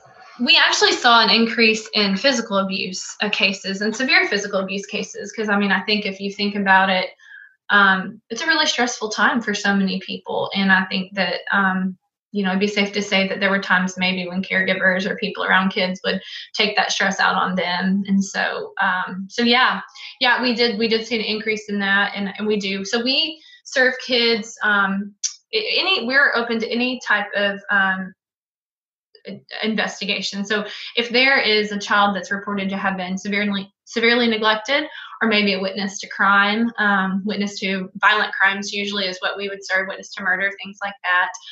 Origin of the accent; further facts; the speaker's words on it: Greenwood, Arkansas, United States; I grew up in Greenwood, Arkansas